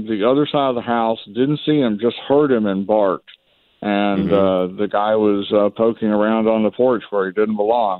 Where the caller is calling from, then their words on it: Atlanta, Georgia, United States; I'm calling from Atlanta.